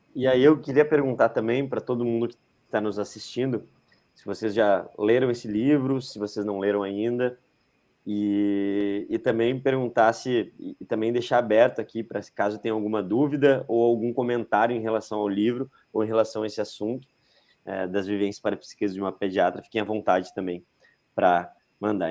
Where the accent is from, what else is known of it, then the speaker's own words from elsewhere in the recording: Rio Grande do Sul, Brazil; eu sou o único aqui do, de nós três que sou gaúcho